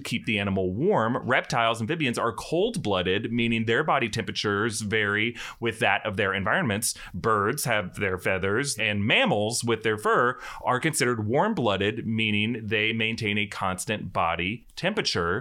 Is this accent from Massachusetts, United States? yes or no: no; North Florida, United States; I'm from North Florida, not South Florida